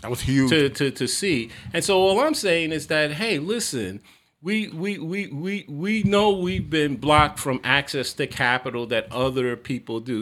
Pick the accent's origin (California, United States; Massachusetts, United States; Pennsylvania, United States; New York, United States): New York, United States; New York City; I was born in Harlem. You know, my formative years I lived in the projects on the East Side